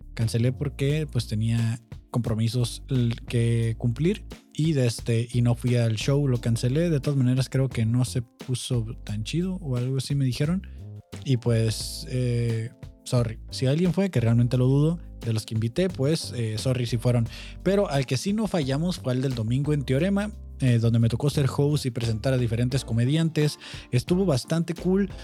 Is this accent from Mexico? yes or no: yes; Mexico